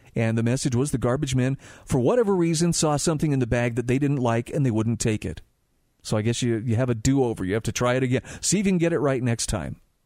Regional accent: Salt Lake City, Utah, United States; I grew up in Salt Lake City

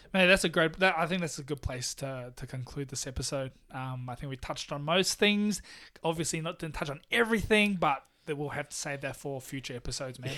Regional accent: Taiwan; now in Melbourne, Australia; I'm from Taiwan.

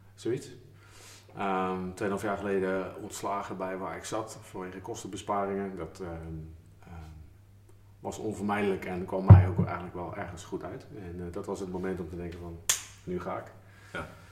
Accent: Schiedam, South Holland, Netherlands; ik kom eigenlijk uit Schiedam

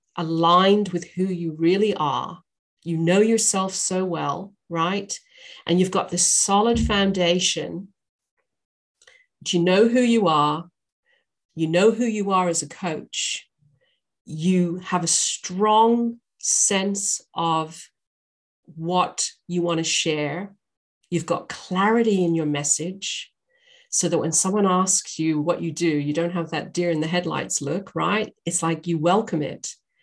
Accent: England, United Kingdom; also born or lived in Northern Ireland / Australia; now in United States; I'm a Brit. I was born in Northern Ireland. I was raised in England and I lived in Australia for many years. And I now live in the US.

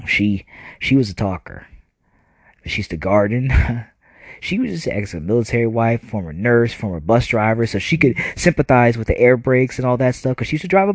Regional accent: New Jersey, United States; We were kind of growing up in New Jersey

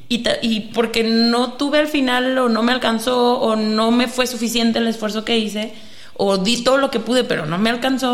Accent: Mexico; nosotros que somos mexicanos

